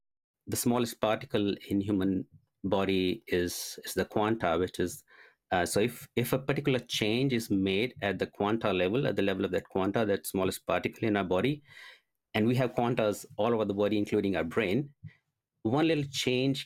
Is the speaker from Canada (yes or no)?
no; India; I was born and brought up in India